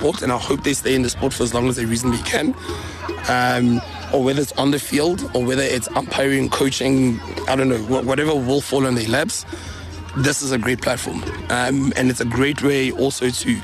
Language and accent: English; Welkom, Free State, South Africa; moved away as an adult; also born or lived in Bloemfontein; now in Pretoria, South Africa; I'm from Valcom, or the Free State Valcom